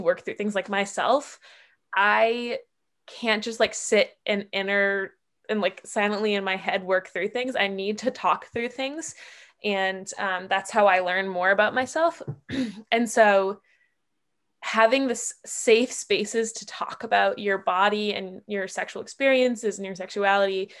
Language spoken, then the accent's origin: English; near Boston, Massachusetts, United States; moved away; I'm from Massachusetts originally, okay. From near Boston